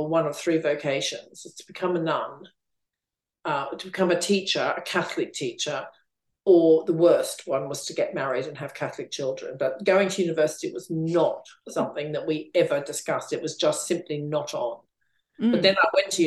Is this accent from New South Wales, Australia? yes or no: no; Queensland, Australia; now in London, United Kingdom; I grew up in Queensland, Australia.